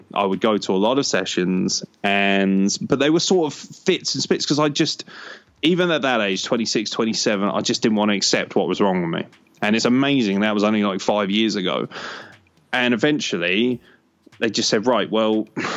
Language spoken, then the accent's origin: English; Lincoln, East Midlands, United Kingdom; Lincoln City, which is my local team. I was born in Lincoln